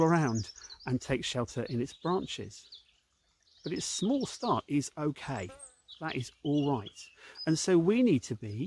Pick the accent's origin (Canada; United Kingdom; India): United Kingdom; Norwich, East of England; When I was growing up in Norwich